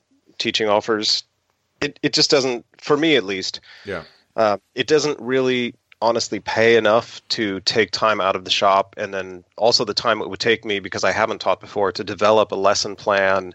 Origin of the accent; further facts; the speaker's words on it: Redding, California, United States; now in San Diego, United States; I grew up in Northern California, up near Redding.